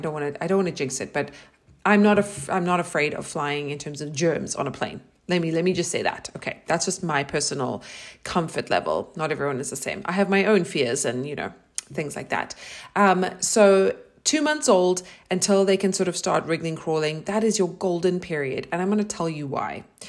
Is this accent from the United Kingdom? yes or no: no; South Africa; moved away as an adult; also born or lived in New York, United States; now in Austin, United States; I am originally from South Africa. I lived there for twenty-six years. So all of my formative years